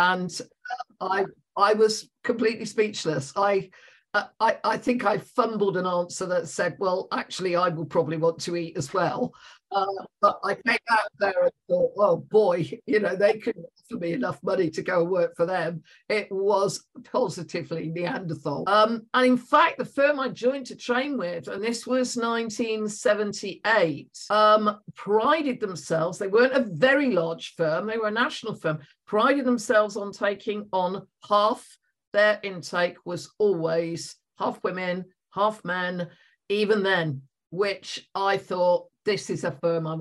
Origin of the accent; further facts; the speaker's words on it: West Country, South West England, United Kingdom; accent: West Country; moved away as an adult; also born or lived in London; some of you will be able to tell from my accent, I am from the West Country